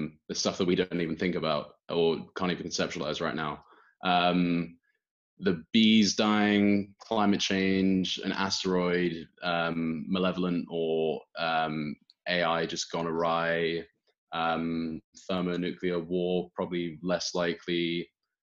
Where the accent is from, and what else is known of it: United Kingdom